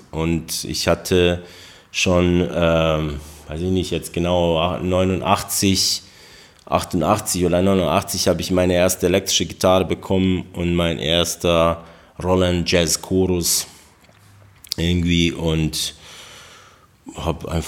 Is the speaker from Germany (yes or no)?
no; Novi Travnik, Federation of Bosnia and Herzegovina, Bosnia & Herzegovina; born there; German is a second language; moved away; Ich bin geboren in Novitranik in Buzarevo und äh, das ist ungefähr 20 Kilometer von Travnik.